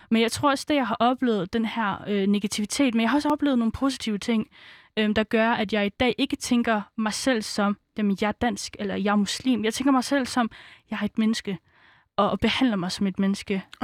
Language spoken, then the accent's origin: Danish; Svendborg, Southern Denmark, Denmark; born there; Jamen, jeg kommer fra Fyn. Nej, men altså, hvor kommer du fra? Jamen, altså, jeg, jeg er født på Fyn, altså, jeg er født i Svendborg.